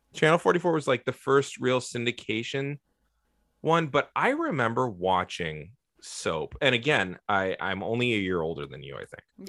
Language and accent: English; San Francisco, California, United States; I grew up in San Francisco